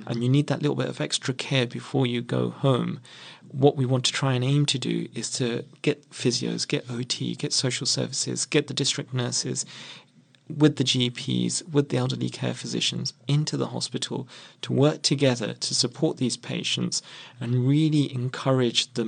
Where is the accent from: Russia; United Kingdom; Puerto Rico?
United Kingdom; London; I actually was born and brought up in Merton